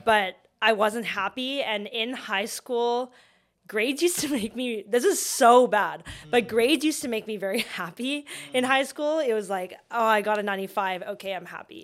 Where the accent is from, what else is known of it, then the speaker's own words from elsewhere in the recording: Vancouver, British Columbia, Canada; I grew up in Vancouver